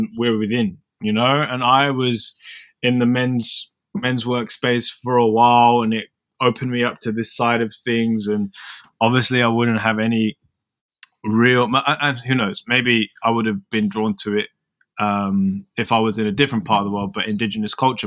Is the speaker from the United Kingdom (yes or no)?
yes; London, United Kingdom; moved away as an adult; now in Melbourne, Australia; I'm from London